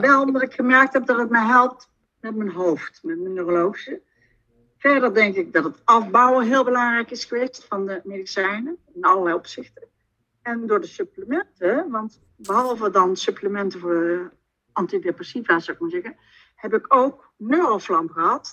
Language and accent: Dutch; southern Netherlands, Netherlands; accent: soft G; Ik woon in het zuiden van het land, vandaar mijn zachte G.